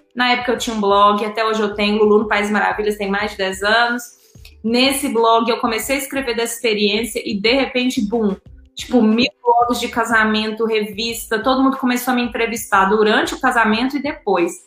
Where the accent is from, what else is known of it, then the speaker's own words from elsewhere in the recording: Belo Horizonte, Minas Gerais, Brazil; moved away as an adult; also born or lived in Greece; Eu sou de BH, meu sotaque me entrega